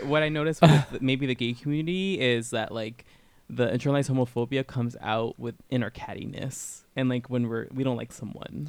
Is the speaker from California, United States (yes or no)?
yes; Southern California, United States; I grew up in Southern California